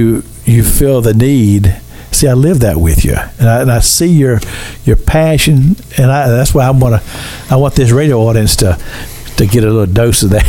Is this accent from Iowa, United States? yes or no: no; Kentucky, United States; I'm from Kentucky